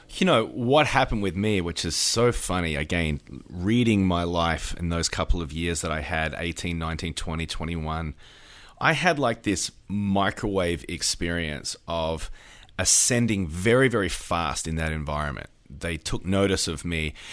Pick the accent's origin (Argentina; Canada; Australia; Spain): Australia; now in United States; I'm an Australian